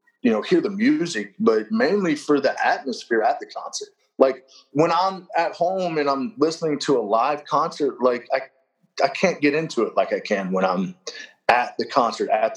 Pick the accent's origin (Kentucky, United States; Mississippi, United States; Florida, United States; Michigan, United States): Kentucky, United States; moved away; also born or lived in Tennessee; I'm originally from Kentucky